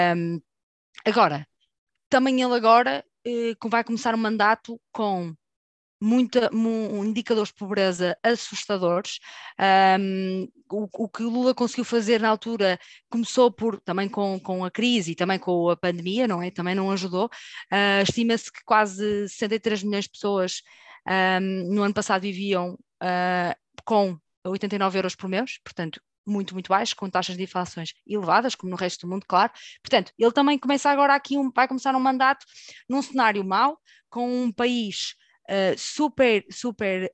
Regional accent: Portugal; nós, enquanto portugueses, que temos ligação com o Brasil forte

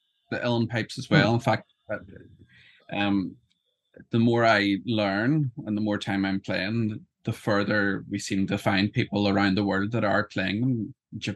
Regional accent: Northern Ireland, United Kingdom; also born or lived in Wakefield, England; I'm from Northern Ireland. I live just outside Belfast.

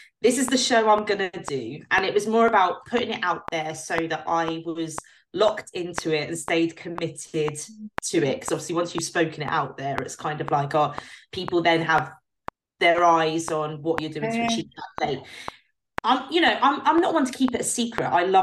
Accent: United Kingdom; as a British pro

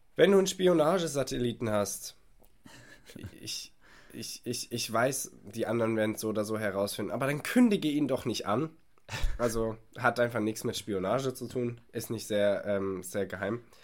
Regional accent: Germany; als Deutscher

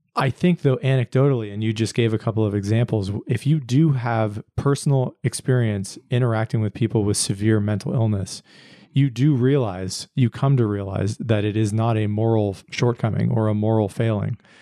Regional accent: Pennsylvania, United States; now in Austin, United States; I grew up in Pennsylvania, and so I'm, I'm not a, a native born Texan

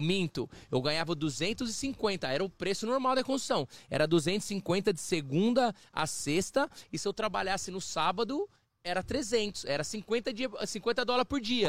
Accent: Brazil; moved away as an adult; now in Toronto, Canada; eu cresci, assim, no, no, no Brasil

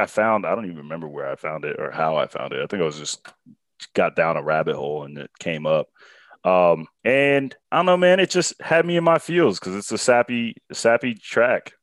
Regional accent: South Florida, United States; I grew up in South Florida

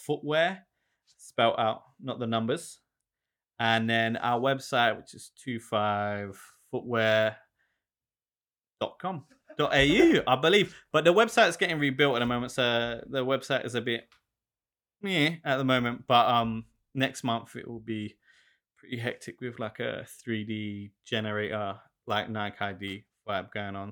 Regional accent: London, United Kingdom; moved away as an adult; now in Melbourne, Australia; growing up in South London

